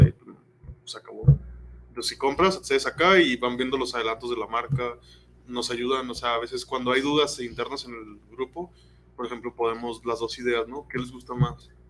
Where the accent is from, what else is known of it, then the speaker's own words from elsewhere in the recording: Mexico; soy mexicano